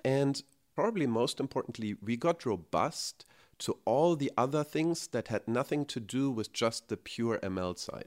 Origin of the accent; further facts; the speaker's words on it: Germany; moved away as an adult; now in United States; So, I grew up in Germany, as you can probably hear by my accent